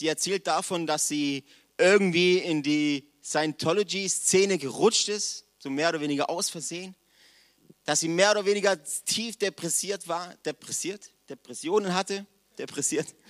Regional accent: Villingen-Schwenningen, Baden-Württemberg, Germany; Ich komme aus Villingen

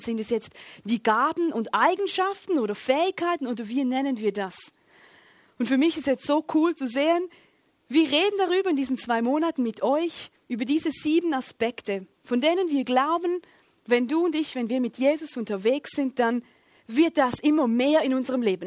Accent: Schaffhausen, Switzerland; Ich komme aus Schaffhausen

